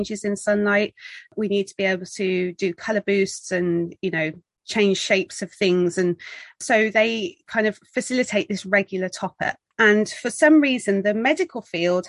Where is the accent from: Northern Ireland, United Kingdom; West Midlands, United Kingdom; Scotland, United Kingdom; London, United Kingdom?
West Midlands, United Kingdom; Birmingham; moved away as an adult; now in Worcestershire, United Kingdom; I'm originally from Birmingham in the UK